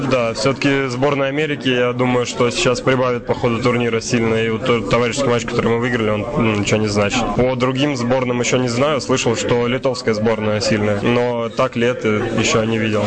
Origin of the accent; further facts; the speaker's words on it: Kazan, Tatarstan, Russia; Казань, мой родной город